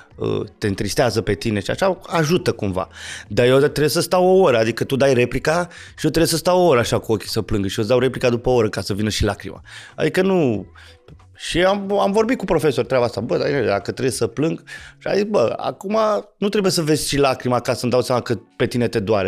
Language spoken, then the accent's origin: Romanian; Petroșani, Hunedoara County, Romania; fiind din Petroșani, eram rocker